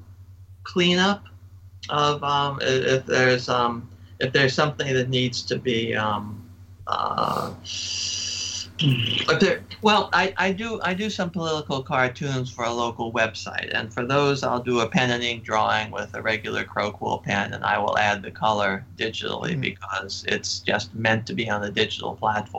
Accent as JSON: {"language": "English", "town": "Annapolis", "region": "Maryland", "country": "United States", "tie": "born or raised there", "said": "I grew up in Annapolis"}